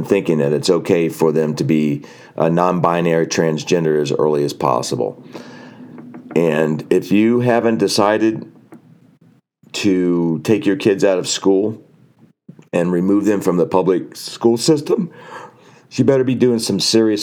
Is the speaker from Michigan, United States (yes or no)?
no; New Jersey, United States; moved away; I came from New Jersey. I am so happy I don't live in New Jersey anymore